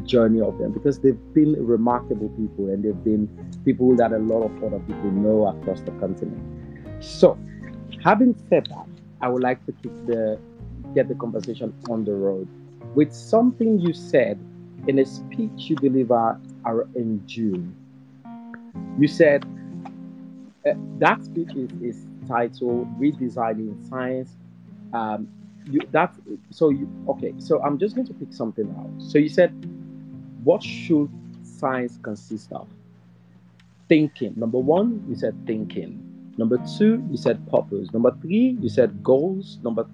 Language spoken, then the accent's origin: English; Sierra Leone; Sierra Leone, my home country